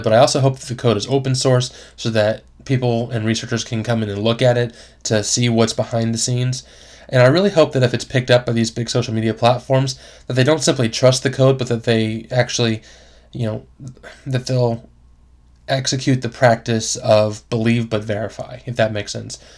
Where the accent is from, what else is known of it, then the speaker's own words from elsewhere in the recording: Florida, United States; I grew up in Florida